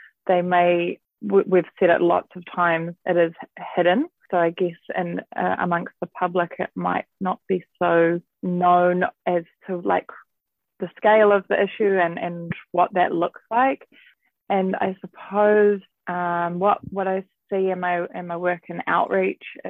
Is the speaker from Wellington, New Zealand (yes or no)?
no; Auckland, New Zealand; I was born and raised in South Auckland, Manurewa